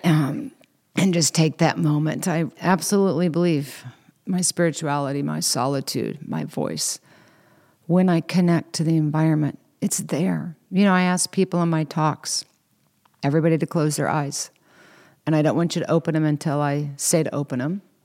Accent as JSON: {"language": "English", "region": "Kansas", "country": "United States", "said": "I'm from Kansas, so we have a lot of slang words, cattywampus, slaunchwise"}